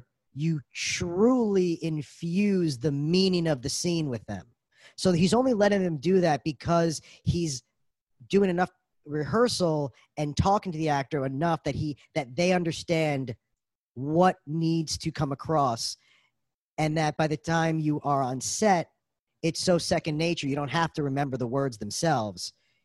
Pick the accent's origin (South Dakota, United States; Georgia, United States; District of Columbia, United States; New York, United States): New York, United States; New York City; I'm from Brooklyn